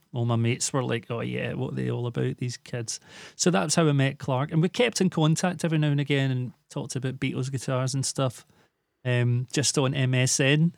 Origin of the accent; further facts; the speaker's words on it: Glasgow, Scotland, United Kingdom; also born or lived in Islay; I moved away from Glasgow for a short time to a little island called Isla.